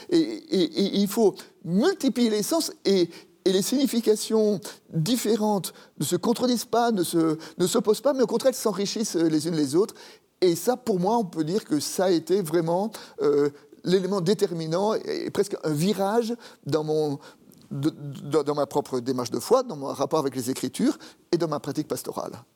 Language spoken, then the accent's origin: French; Paris, Île-de-France, France; also born or lived in Dijon; j'ai grandi à Paris, tout simplement parce que mon père est monté à Paris pour trouver du travail